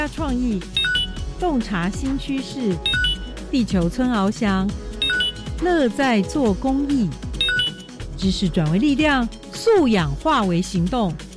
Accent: Taitung County, Taiwan; 我是来自台东的

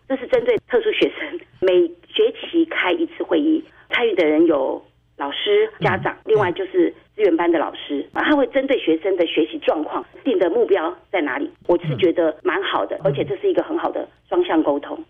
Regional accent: Tainan, Taiwan; moved away; 我是台南人，从台南上来

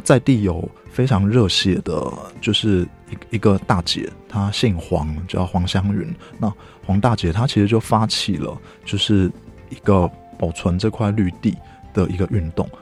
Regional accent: Hsinchu, Taiwan; moved away as an adult; also born or lived in Tianmu, Taipei; 我是新竹人

